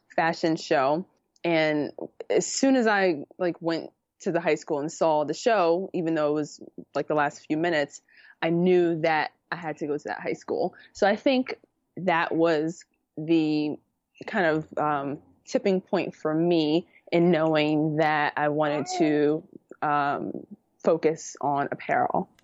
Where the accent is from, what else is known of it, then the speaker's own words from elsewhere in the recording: New York City, New York, United States; moved away as an adult; also born or lived in Harlem; now in Westchester, United States; I grew up in the Bronx